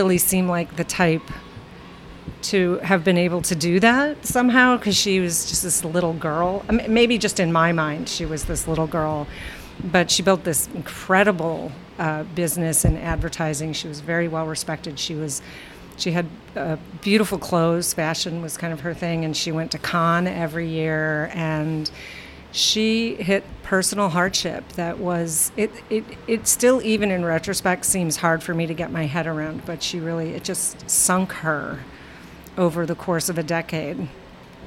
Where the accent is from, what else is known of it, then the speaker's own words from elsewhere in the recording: Midwest, United States; moved away as an adult; now in New Jersey, United States; I'm from the Midwest, and I had met him at University of Wisconsin-Madison